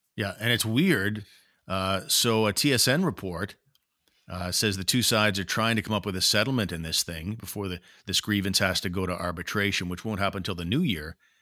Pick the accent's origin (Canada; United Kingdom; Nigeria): Canada; Ottawa, Ontario; I've spent my whole life here. I'm an Ottawa guy